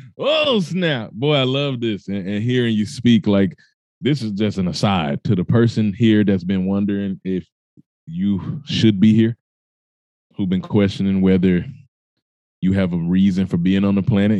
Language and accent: English; Mississippi, United States; I told you I was born in Mississippi. If you don't know much about that, it's the poorest state in the United States of America. So, I grew up no stranger to poverty.